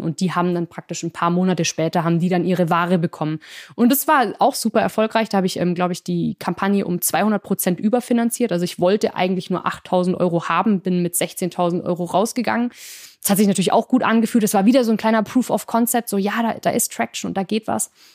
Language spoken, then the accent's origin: German; Singen, Baden-Württemberg, Germany; moved away as an adult; also born or lived in France; in der Nähe meiner Heimatstadt Singen